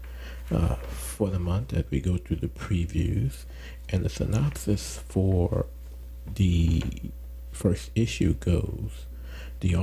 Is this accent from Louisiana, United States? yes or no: yes; New Orleans, Louisiana, United States; I had to catch a 6 o'clock flight home back to New Orleans